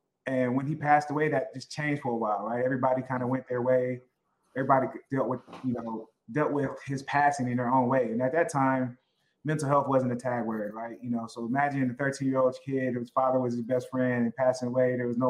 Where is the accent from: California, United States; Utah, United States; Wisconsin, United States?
California, United States; Oakland; also born or lived in Berkeley; I grew up in Oakland, went to high school and all my schooling in Berkeley. But I grew up and lived in Oakland, went to school in Berkeley. And so I'm a Bay Area kid all the way.